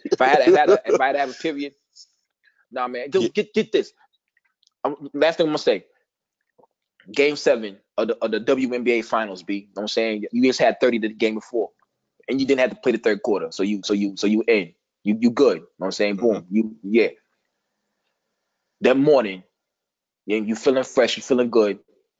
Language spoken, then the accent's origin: English; Midwest, United States; I'm from the Midwest. I don't claim New York. I just act like that shit. But everybody know I ain't from there.